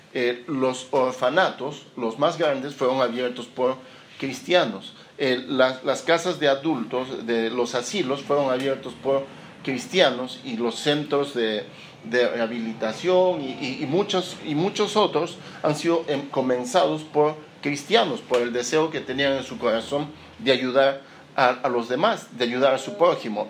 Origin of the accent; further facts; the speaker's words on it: Lima, Peru; moved away as an adult; now in Chile; yo nací en Lima, en Perú, en el año 1975